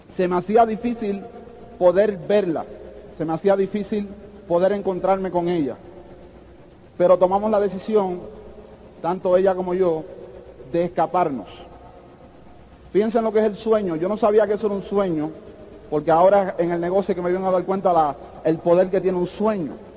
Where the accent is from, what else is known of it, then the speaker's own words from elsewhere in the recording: New York City, New York, United States; also born or lived in Puerto Rico; Yo nací en los Estados Unidos, en, eh, Brooklyn, en Brooklyn, New York, en un hospital que se llama King County Hospital.